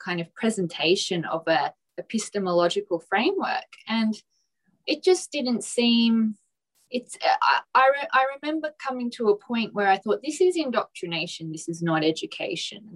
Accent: Port Adelaide, South Australia, Australia; I come from Port Adelaide in South Australia, which is of quite working class and quite blue collar

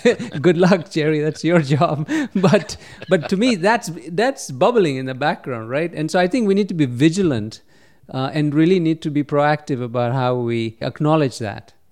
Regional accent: Kenya; moved away as an adult; now in United States; I was born and raised in Kenya

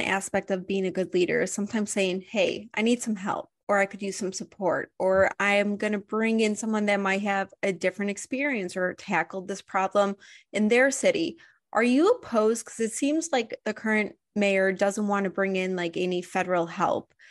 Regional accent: Highland Park, Illinois, United States; I grew up in Highland Park

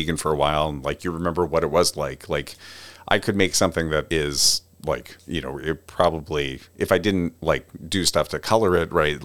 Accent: Cherry Hill, New Jersey, United States; moved away; originally I'm from Cherry Hill, New Jersey.

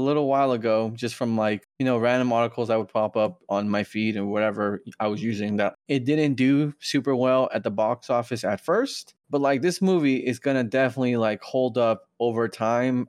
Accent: United States; born or raised there

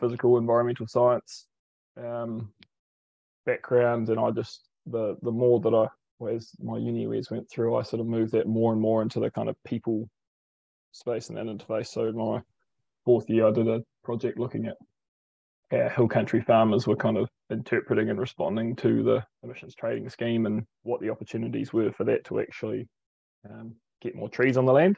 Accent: Lower Hutt, Wellington, New Zealand; now in Mid-Canterbury, New Zealand; I'm a born and bred in Lower Hutt

